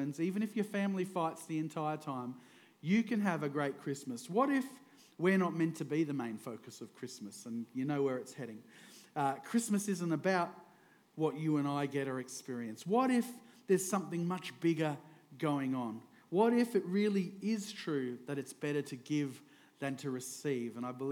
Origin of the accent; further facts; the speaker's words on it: Queensland, Australia; also born or lived in Victoria, Australia; I moved up to Queensland when I was 9, and I've been in Queensland ever since